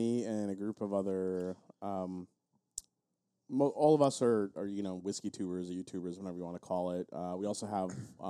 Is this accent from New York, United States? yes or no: yes; Long Island, New York, United States; I played a long time ago with my, you know, my friends growing up on Long Island.